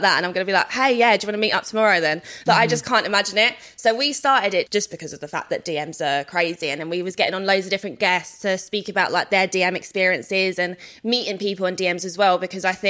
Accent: London, United Kingdom; I'm from South London

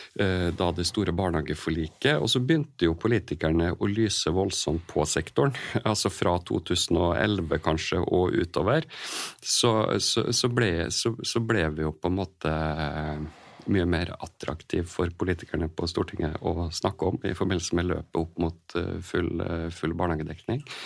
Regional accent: Kristiansund, Møre og Romsdal, Norway; moved away as an adult; now in Sarpsborg, Norway; jeg er jo opprinnelig fra Kristiansund

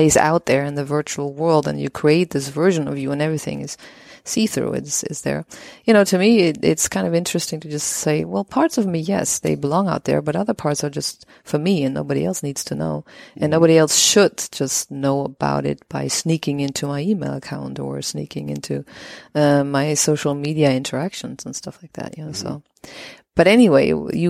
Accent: west of Germany near the Dutch border, western Germany, Germany; I grew up in the west of Germany near the Dutch border.

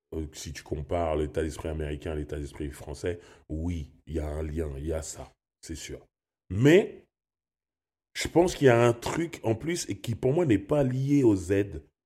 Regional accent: Sarcelles, Île-de-France, France; Je viens de Sarcelles

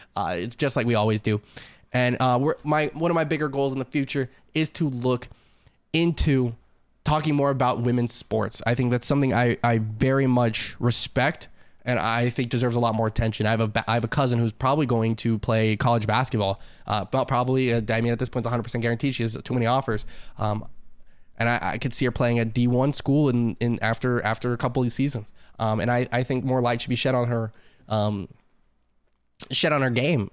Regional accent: Las Vegas, Nevada, United States; now in Chicago, United States; I'm from Vegas

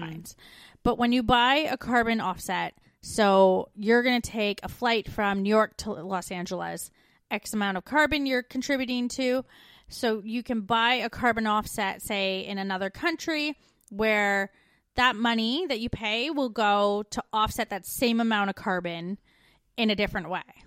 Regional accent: Canada; moved away; We're two Canadian expats now living in Australia and the U K.

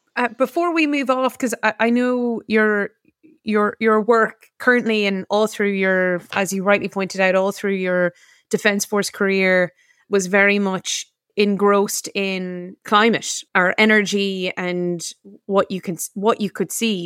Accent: United States; now in Ireland; as an American born

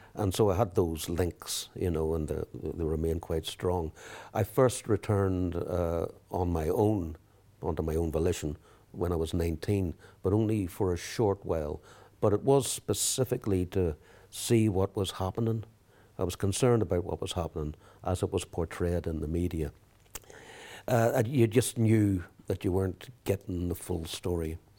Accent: England, United Kingdom; also born or lived in Belfast, Northern Ireland; at the age of four, I actually left Belfast. The family moved to England

